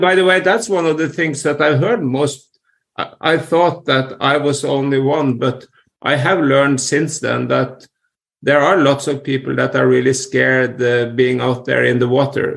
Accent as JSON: {"language": "English", "country": "Norway", "tie": "born or raised there", "said": "growing up in Norway"}